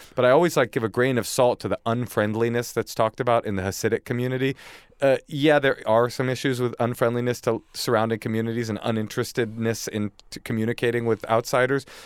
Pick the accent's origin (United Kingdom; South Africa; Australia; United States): United States; Oakland, California; also born or lived in upstate New York; I was raised in Oakland with my mom